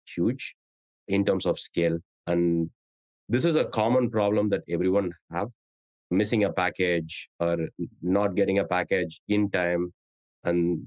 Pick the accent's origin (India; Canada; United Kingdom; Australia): India; moved away as an adult; now in San Francisco Bay Area, United States; I grew up in India